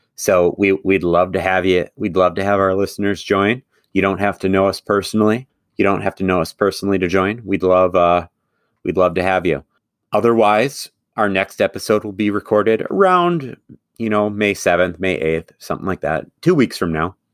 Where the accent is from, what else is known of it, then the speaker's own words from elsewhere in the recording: Madison, Wisconsin, United States; I'm a Forward Madison fan, and part of the reason I am is not just the love of my hometown